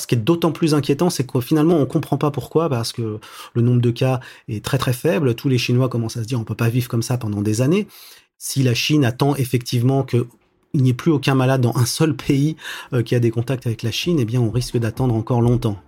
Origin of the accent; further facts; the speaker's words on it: France; now in China; en tant que Français